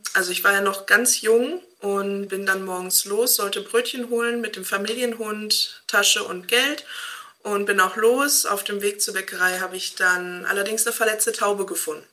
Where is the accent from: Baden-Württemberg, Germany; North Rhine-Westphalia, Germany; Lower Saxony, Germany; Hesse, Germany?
North Rhine-Westphalia, Germany; Hamm; ich komme aus Hamm